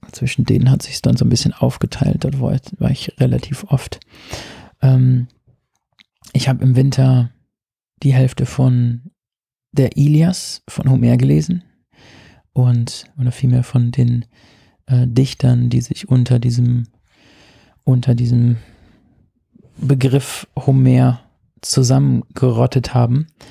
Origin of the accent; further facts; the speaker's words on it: Rhineland-Palatinate, Germany; moved away; meiner Heimat in der Pfalz